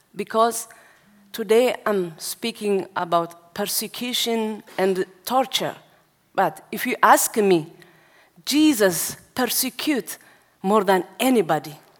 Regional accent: Asmara, Eritrea; now in Denmark; I was born in Asmara, which means capital city of Eritrea. So when I was eight years old, I, stand, I start to attend uh, Orthodox church

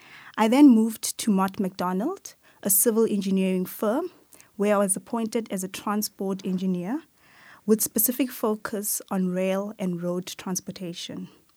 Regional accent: Atteridgeville, Gauteng, South Africa; I was born and raised in Atteridgeville. It is in the west of Pretoria.

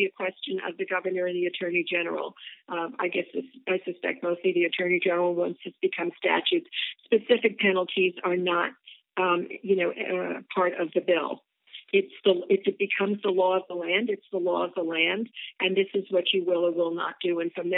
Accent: New York, United States; now in Mercer Island, United States; growing up, you know, as a New Yorker

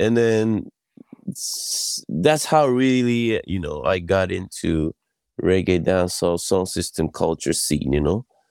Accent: Yokohama, Kanagawa, Japan; also born or lived in Brooklyn; I was born in Yokohama, Japan

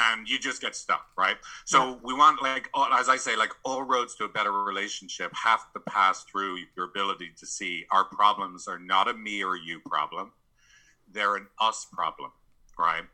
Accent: San Francisco, California, United States; I'm from San Francisco. I live in San Francisco

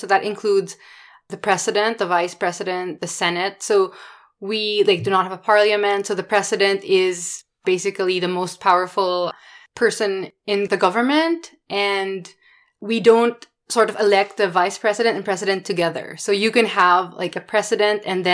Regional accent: Philippines; I am from the Philippines. I was born and raised there

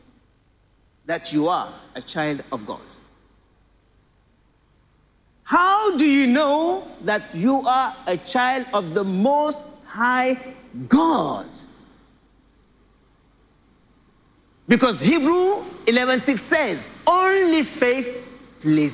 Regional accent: Senegal; now in Nigeria; I come from the country of Jollof rice. Yes. Where I was born is called Jollof

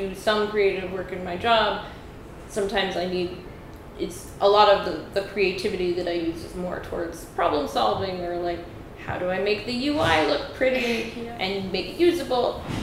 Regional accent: New York City, New York, United States; I'm a native New Yorker, so I have a lot of friends and family here.

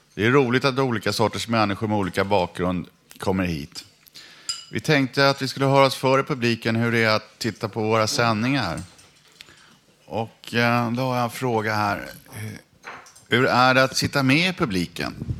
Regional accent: Stockholm, Stockholm County, Sweden; alla vi som är stockholmare

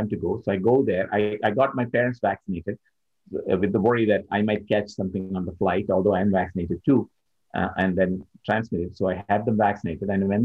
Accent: Thiruvananthapuram, Kerala, India; now in United States; my own hometown, which is in the south of India, in a place called Kerala. This is a city called Trivandrum.

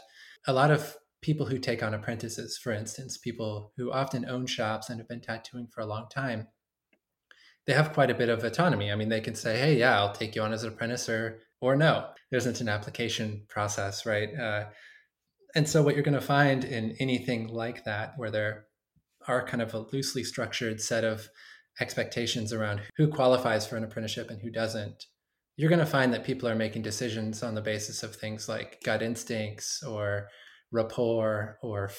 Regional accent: Bakersfield, California, United States; I came from Bakersfield

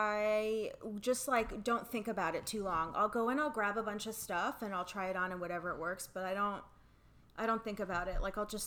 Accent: Florida, United States; moved away as an adult; now in New York, United States; And I'm from Florida.

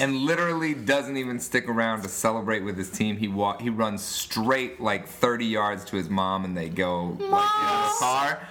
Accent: Cincinnati, Ohio, United States; growing up in Cincinnati

